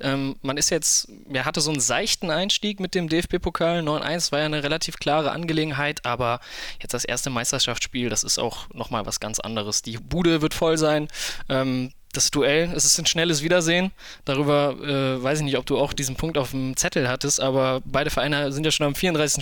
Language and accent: German; Krefeld, North Rhine-Westphalia, Germany; komme gebürtig aus Krefeld, wohne auch dort